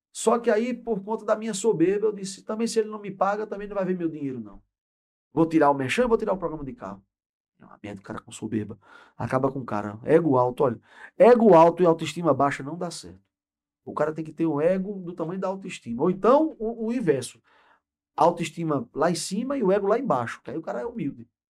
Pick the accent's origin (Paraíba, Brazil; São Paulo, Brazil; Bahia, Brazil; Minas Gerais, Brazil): Paraíba, Brazil; also born or lived in Pernambuco / Recife / Caruaru; Vim para cá com oito anos de idade, sou pernambucano, mas de tempo, de, de, de vida, eu sou mais paraibano que pernambucano.